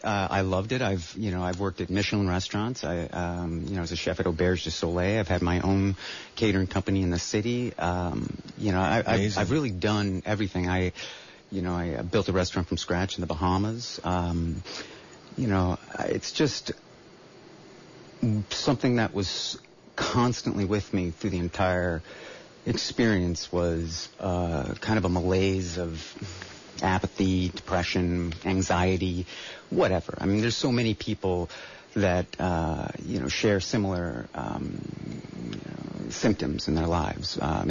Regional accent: Miami, Florida, United States; moved away as an adult; now in Santa Cruz, United States; No, not originally. I came to the Bay Area back in 2000 from Miami.

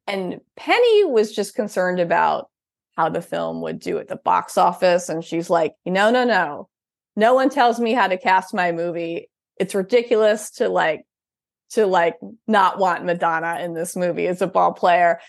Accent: Upper Midwest, United States; I'm from the Upper Midwest

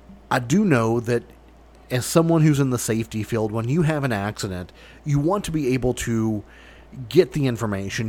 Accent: Kentucky, United States; my home state of Kentucky

